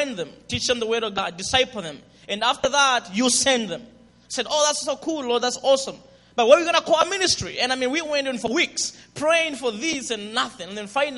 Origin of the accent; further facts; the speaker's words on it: Zambia; accent: Zambian; English is a second language; my accent, Zambian accent